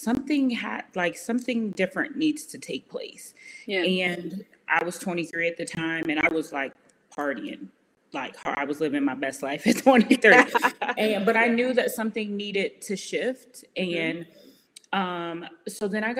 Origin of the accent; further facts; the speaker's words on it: Aurora, Illinois, United States; moved away as an adult; now in Austin, United States; I was born and raised in Chicago, a little town called Aurora, so about 30 minutes outside of Chicago.